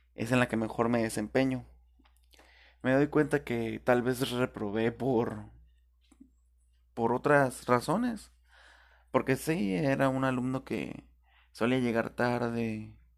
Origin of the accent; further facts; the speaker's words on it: Tijuana, Baja California, Mexico; yo viví, cuando recién nací, estuve viviendo en Rinconada Otay.